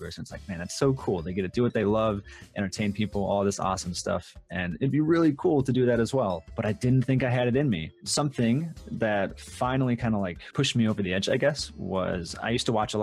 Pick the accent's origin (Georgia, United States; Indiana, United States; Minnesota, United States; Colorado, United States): Minnesota, United States; moved away; I grew up in Minnesota, and I lived in Minnesota for the longest time.